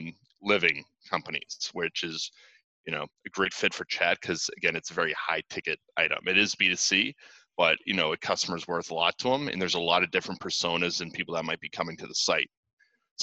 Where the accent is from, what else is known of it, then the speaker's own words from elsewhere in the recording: Boston, Massachusetts, United States; I'm from Boston